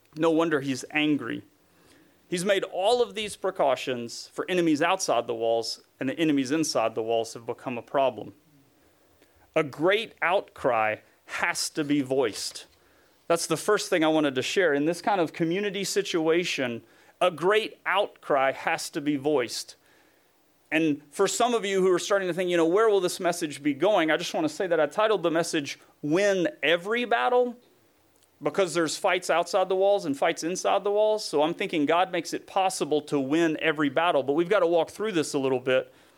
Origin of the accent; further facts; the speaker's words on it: Tennessee, United States; where I grew up in Tennessee